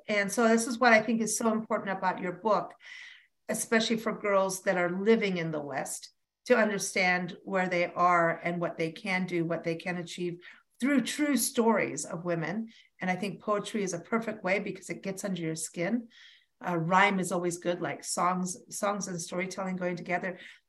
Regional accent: Kenya; also born or lived in South Africa / England / United States; I have to tell you, I grew up in Kenya and South Africa and England, and American born, but lived everywhere and came back here.

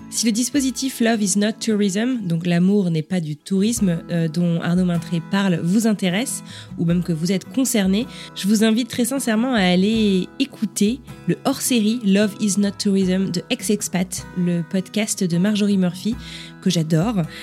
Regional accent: France; now in United States; profondément française

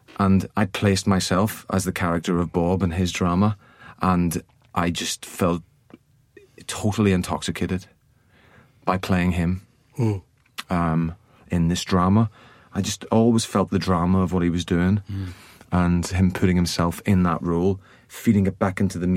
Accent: Ireland; I grew up in Ireland

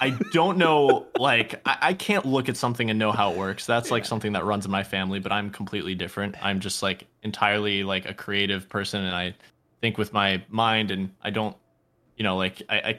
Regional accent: Poland; born there; So I was born in Poland, and I've gone back there many summers. I also speak Polish fluently, and cool. I speak it at home.

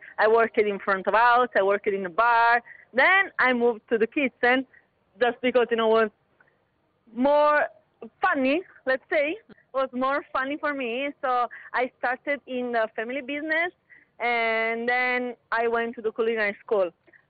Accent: Naples, Campania, Italy; moved away as an adult; now in Dubai, United Arab Emirates; I'm from Italy, from south of Italy. I'm from Napoli.

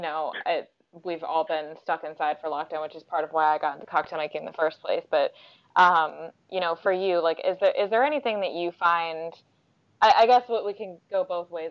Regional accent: United States; now in London, United Kingdom; I'm obviously American

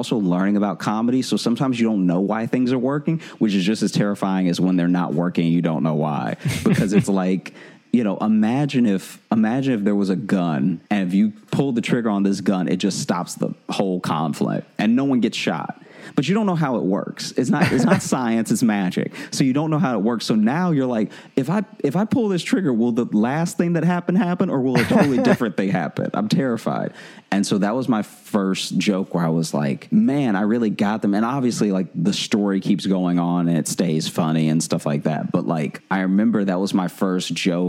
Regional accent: Louisiana, United States; moved away as an adult; now in New York, United States; I come from Louisiana

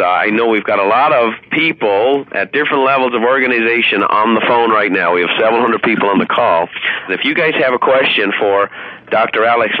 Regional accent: Ireland; I had a friend, that Donald Sheeran was my best friend growing up in Ireland

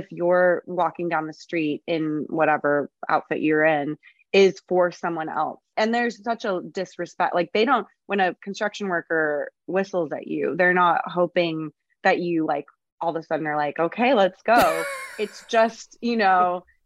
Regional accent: San Diego, California, United States; I grew up in Southern California.

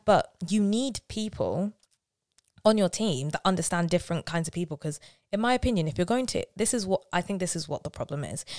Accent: London, United Kingdom; I'm from South London

